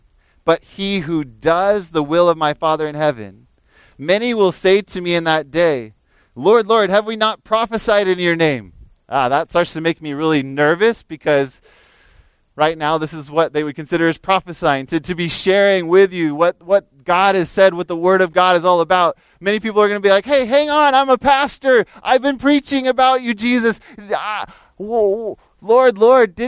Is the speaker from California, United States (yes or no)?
yes; Fresno, California, United States; also born or lived in Pennsylvania; when I moved out here from Pennsylvania. I was about 10 years old and moved out here in the summer to live near Fresno, up in the foothills above Fresno